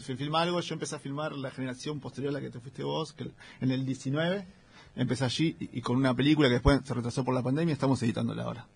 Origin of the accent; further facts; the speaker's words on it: Remedios de Escalada, Buenos Aires Province, Argentina; Yo soy del Gran Buenos Aires, de la, una ciudad llamada Ramírez Escalada, que está en el partido de Lanús, entre Lanús y Banfield.